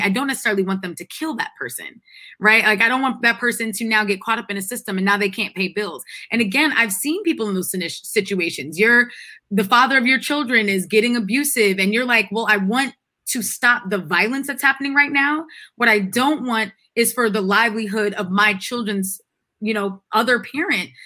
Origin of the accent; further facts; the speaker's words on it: Freeport, New York, United States; moved away; My hometown is a is an incorporated village. We have our own police force. I can go back to Freeport Village in New York